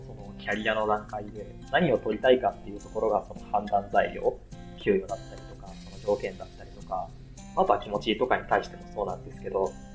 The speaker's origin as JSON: {"language": "Japanese", "region": "Aichi", "country": "Japan", "tie": "born or raised there", "also_born_or_lived": "Tokyo", "moved": "as an adult", "said": "地元愛知"}